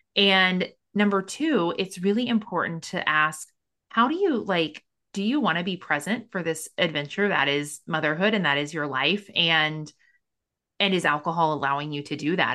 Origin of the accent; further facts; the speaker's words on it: Missouri, United States; I'm from Missouri